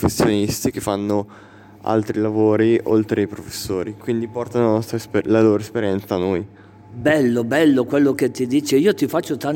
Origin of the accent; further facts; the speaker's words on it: Urago d'Olio, Lombardy, Italy; Di Urago d'Olio.